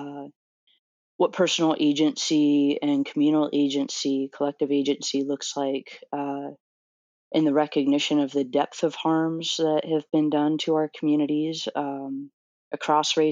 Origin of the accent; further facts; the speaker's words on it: Orlando, Florida, United States; moved away as an adult; also born or lived in New Jersey; I'm from Orlando, Florida